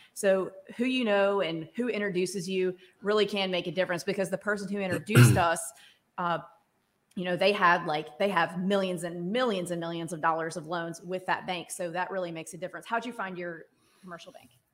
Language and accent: English; Starkville, Mississippi, United States; I grew up in Starkville